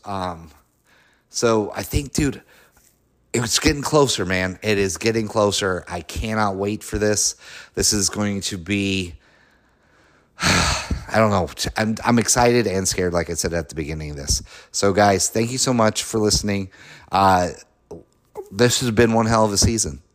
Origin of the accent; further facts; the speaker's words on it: Colorado, United States; I'm from Colorado